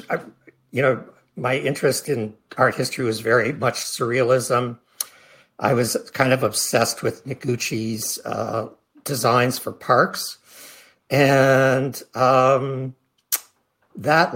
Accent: Midwest, United States; moved away; also born or lived in Philadelphia; growing up in the Midwest in a small town

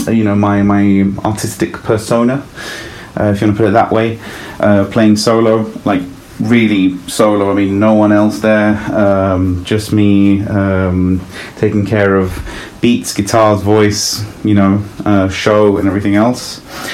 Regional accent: London, United Kingdom; born or raised there; also born or lived in Italy

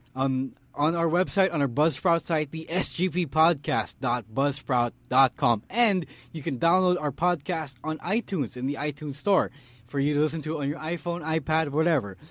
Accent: Philippines; Stan and I, we're both from the University of the Philippines

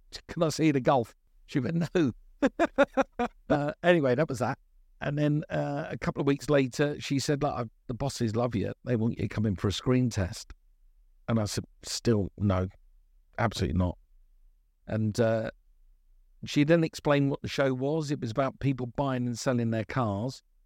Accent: London, United Kingdom; born and bred in Brixton

